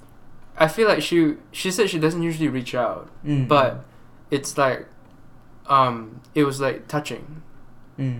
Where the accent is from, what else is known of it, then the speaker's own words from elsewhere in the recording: Malaysia; I'm Malaysian.